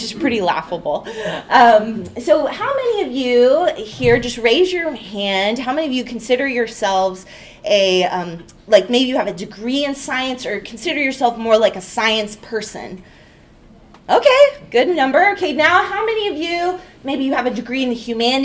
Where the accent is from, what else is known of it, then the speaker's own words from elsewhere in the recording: California, United States; moved away; I am from California originally